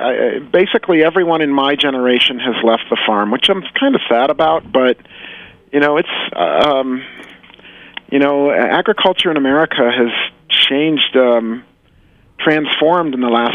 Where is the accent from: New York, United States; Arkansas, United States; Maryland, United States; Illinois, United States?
Illinois, United States; Chicago; in a resort town between where I grew up in Chicago.